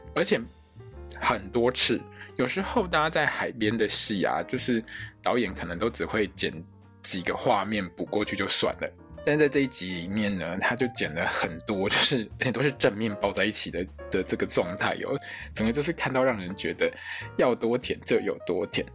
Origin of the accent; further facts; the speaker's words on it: Taiwan; 我们台湾人